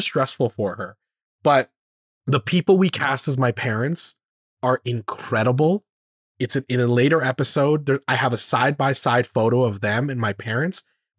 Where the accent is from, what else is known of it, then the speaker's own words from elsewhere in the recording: Canada; We should be finding relatability in the fact that we're very Canadian.